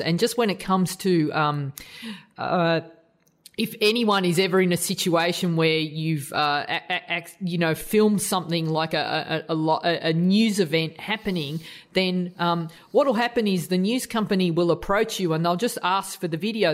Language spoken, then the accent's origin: English; Australia; as an Aussie